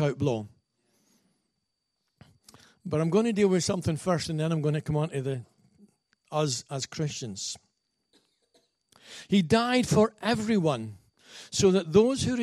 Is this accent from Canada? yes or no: no; Scotland, United Kingdom; being a Scotsman